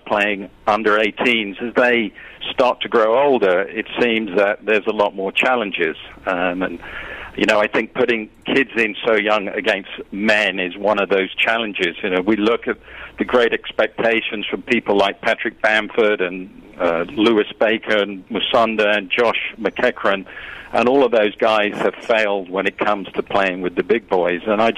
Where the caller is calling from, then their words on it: Mexico; I'm actually calling from Mexico.